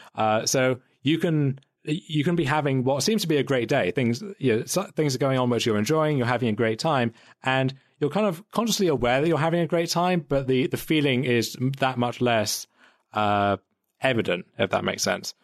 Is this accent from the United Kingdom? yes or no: yes; United Kingdom; for as much as I kind of joke about like the British accent and everything, I, I don't really identify as British